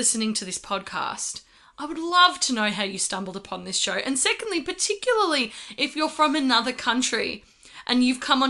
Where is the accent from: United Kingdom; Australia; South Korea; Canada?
Australia; we are from Australia